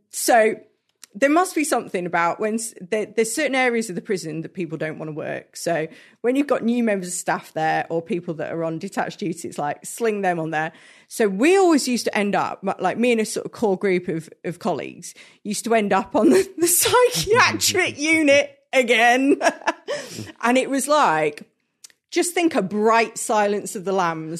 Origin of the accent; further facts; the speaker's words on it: Hertfordshire, East of England, United Kingdom; moved away; I grew up in Hertfordshire and, like, just north of London